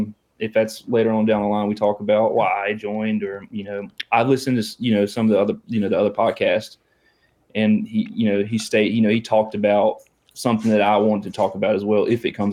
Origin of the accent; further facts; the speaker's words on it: Halifax, Virginia, United States; I'm from Halifax, Virginia. It's the southern part of Virginia. It's right in the middle. It's on the border of North Carolina.